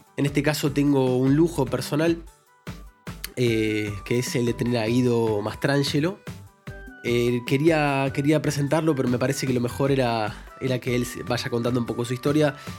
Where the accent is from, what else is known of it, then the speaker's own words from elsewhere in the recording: Buenos Aires, Argentina; now in Spain; vivo en España actualmente, soy argentino de nacimiento, porteño, del barrio de Villaluro